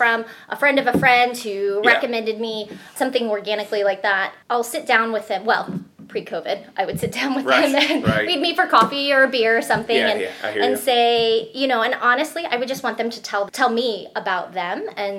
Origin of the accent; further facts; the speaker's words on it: South Florida, United States; moved away as an adult; also born or lived in Salt Lake City, Utah; now in Indiana, United States; I was raised in the suburbs down in South Florida, so totally understand suburban life, get it.